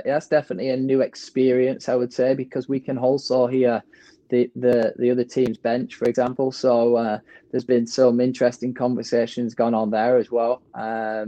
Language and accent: English; England, United Kingdom; now in Orange County, United States; as an Englishman